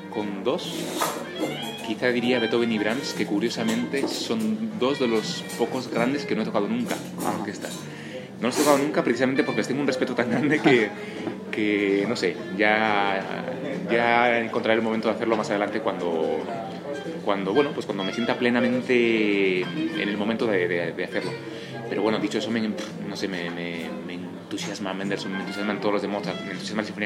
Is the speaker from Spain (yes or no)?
yes; Spain; also born or lived in Germany / United States; estoy feliz viviendo en mi país {S1} y {S0} y realmente estoy viviendo en España porque es donde quiero vivir. Entonces, eh, aunque me encantan muchos países, y he vivido en Alemania, en Estados Unidos